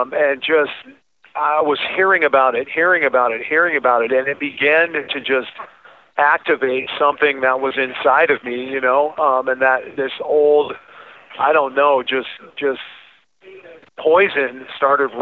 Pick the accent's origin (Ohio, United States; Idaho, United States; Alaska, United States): Alaska, United States; moved away as an adult; I flew back home to my home state to do some industrial painting projects.